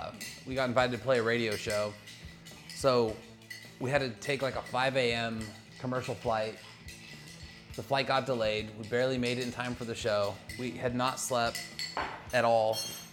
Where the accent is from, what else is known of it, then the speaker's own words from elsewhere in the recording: Olympia, Washington, United States; born there; Yeah, man, I was born in Olympia and I've never been up in the Space Needle.